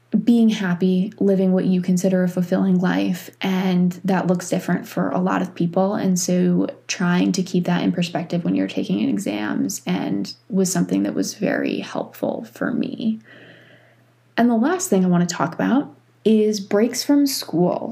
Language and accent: English; New York, United States; moved away as an adult; now in North Carolina, United States; I grew up in New York.